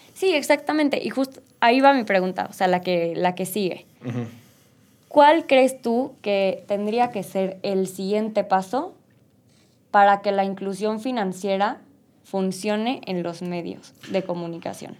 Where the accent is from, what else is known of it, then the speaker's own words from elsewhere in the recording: Mexico; nuestro país